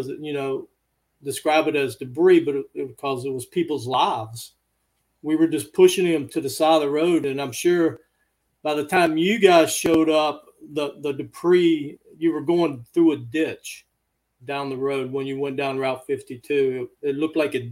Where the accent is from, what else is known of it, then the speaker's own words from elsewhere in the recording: Hinton, West Virginia, United States; moved away; I grew up in a small town in Southern West Virginia. It's in Summers County. Name of the town is Hinton.